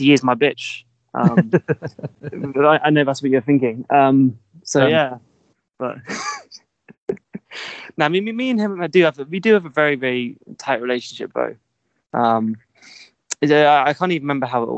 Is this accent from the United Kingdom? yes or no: yes; Staines, South East England, United Kingdom; I come from Staines in Surrey